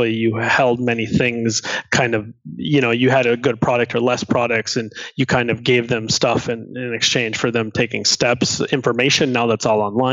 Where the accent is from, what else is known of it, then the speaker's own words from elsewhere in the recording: Minnesota, United States; I grew up in Minnesota